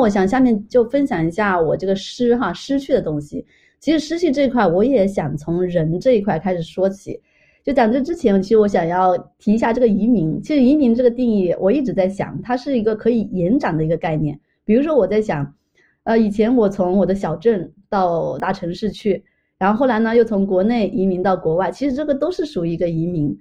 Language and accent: Chinese; China; also born or lived in Montreal, Canada; now in Toronto, Canada; 我作为一个中国人